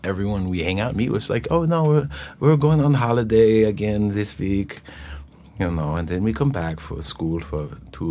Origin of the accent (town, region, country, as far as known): Tucson, Arizona, United States; born or raised there